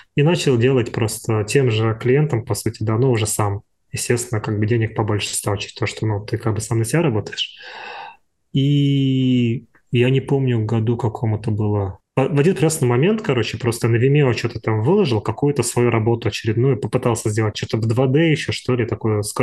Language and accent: Russian; Ulan-Ude, Buryatia, Russia; moved away as an adult; also born or lived in Moscow / Turkey; я же вообще из вообще же из, из глубинки, из Сибири, я из Улан-Удэ